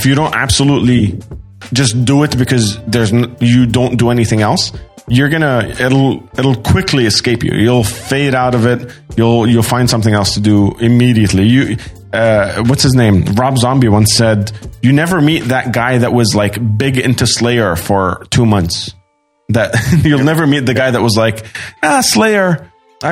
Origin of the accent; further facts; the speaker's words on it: Sydney, New South Wales, Australia; moved away; also born or lived in Doha, Qatar; I grew up in Sydney, Australia, and then I moved directly to Doha, Qatar